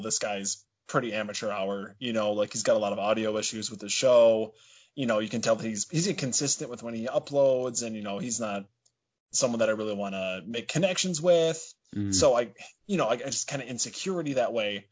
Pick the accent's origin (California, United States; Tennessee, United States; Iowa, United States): Iowa, United States; Dubuque; So I was born actually here in Dubuque, Iowa. That's where I currently live.